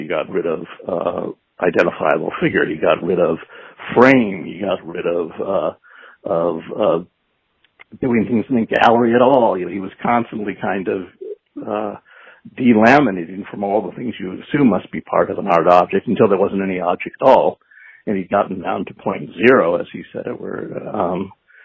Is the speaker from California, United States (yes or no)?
yes; Los Angeles, California, United States; moved away; I grew up in the Valley. I went to Birmingham High School in Van Nuys.